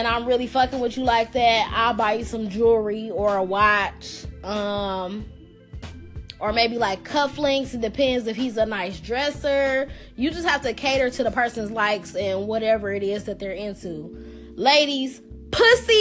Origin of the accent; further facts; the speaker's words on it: Detroit, Michigan, United States; I'm from Detroit, and you know, we have a Midwest thing that's called Sweetest Day